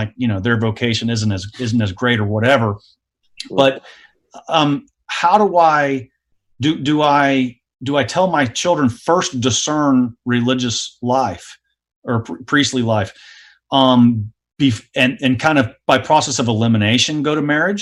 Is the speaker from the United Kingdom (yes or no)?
no; the South, United States; I grew up in the South